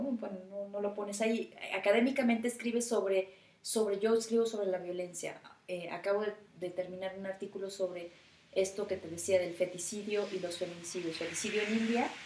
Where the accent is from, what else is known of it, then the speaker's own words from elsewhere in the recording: Mexico; yo soy mexicana